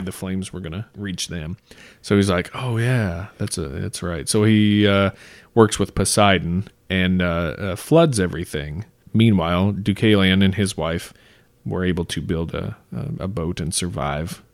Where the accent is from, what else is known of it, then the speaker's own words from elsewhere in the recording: United States; Growing up in America